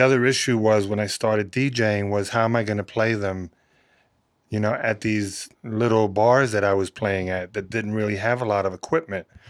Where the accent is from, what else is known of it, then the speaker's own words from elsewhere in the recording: New York City, New York, United States; I grew up in the Bronx